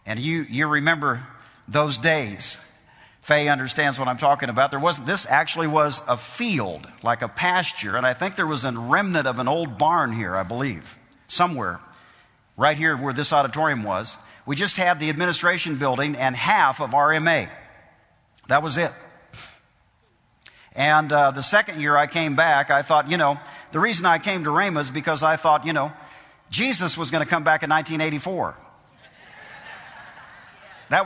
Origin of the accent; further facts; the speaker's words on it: Iowa, United States; moved away; when I was raised, I came from Iowa. We lived in the country.